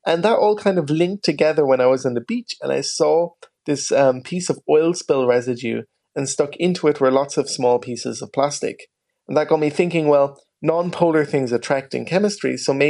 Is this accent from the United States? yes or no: no; Ballydehob, Munster, Ireland; growing up in West Cork